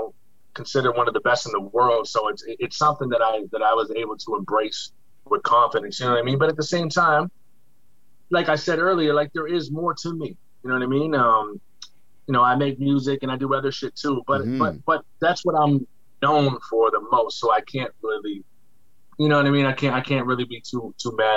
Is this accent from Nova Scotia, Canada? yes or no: yes; Nova Scotia, Canada; I tell somebody I'm from Scotia, they embrace me immediately